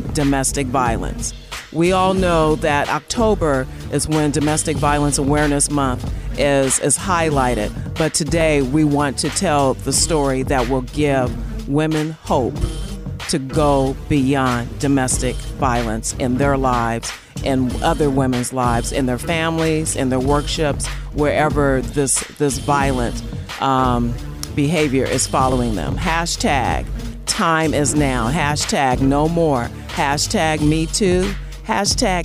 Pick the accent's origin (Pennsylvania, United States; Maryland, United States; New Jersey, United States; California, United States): California, United States; Inglewood; we both attended UCLA, and we're both from Inglewood